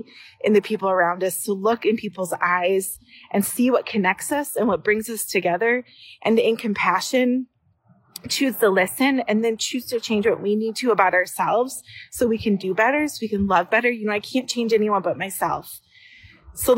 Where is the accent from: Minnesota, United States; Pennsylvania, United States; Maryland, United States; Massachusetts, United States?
Minnesota, United States; Brooklyn Park; I am from Brooklyn Park.